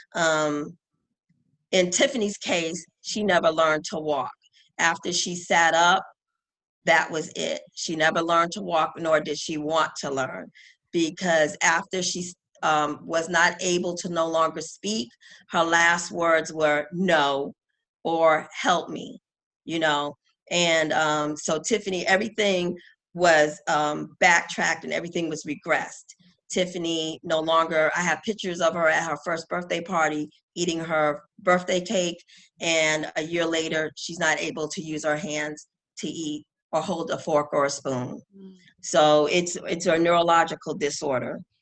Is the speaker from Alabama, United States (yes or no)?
no; New York, United States; as a New Yorker